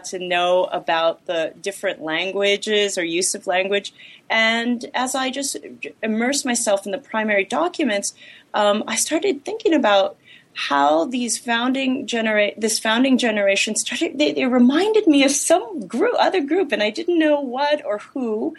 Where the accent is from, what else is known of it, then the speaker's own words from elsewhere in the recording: Los Angeles, California, United States; Well, I was born and raised in Los Angeles